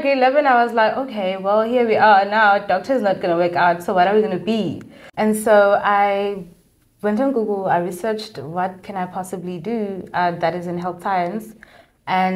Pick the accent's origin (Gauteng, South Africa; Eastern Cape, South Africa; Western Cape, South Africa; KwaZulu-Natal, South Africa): Eastern Cape, South Africa; Ngcobo; now in Cape Town, South Africa; I'm from Engobo, a town in the Eastern Cape. And yeah, that is me. I grew up there, and I've been in Cape Town for 7 years